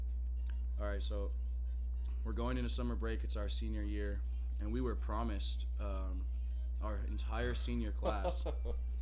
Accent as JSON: {"language": "English", "region": "California", "country": "United States", "moved": "as an adult", "lives_now": "Phoenix, United States", "said": "I'm from California."}